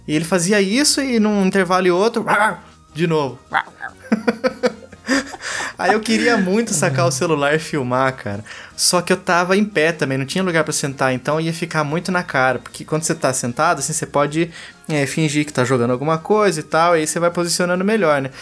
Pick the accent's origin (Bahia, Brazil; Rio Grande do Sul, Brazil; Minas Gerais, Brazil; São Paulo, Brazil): São Paulo, Brazil; Pindamonhangaba; isso aqui é de Pindamonhangaba, minha cidade natal. Também interior de São Paulo